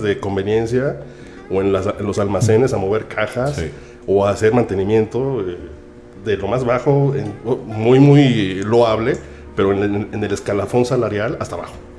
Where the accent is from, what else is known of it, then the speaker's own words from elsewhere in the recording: Mexico City, Mexico; moved away as an adult; also born or lived in Ohio / Quebec; now in Canada; soy mexicano, tengo 41 años